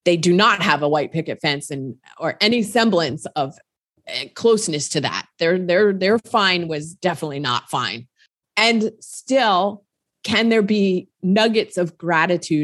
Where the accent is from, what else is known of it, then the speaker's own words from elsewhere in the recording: New Jersey, United States; I grew up in New Jersey, family, brother, younger brother